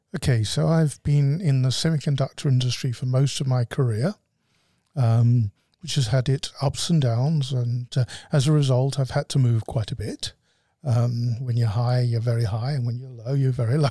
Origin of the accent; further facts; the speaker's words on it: United Kingdom; moved away as an adult; also born or lived in Scotland; now in Arizona, United States; I'm a Brit and my wife is a, a Scottish Brit.